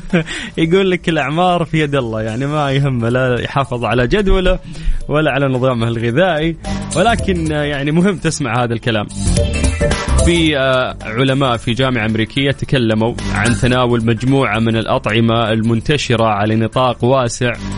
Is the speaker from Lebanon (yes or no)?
no; Saudi Arabia; إحنا كسعوديين